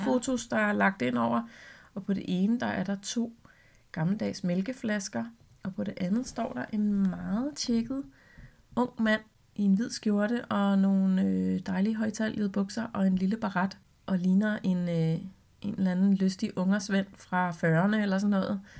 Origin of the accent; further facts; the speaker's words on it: Vestegnen, Capital Region of Denmark, Denmark; jeg er fra Vestegnen